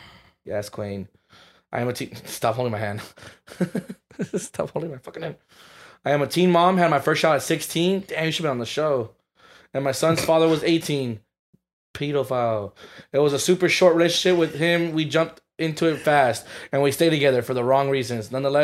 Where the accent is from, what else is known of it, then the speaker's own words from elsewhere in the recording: Atlanta, Georgia, United States; Hi, friends. I'm from Atlanta, Georgia.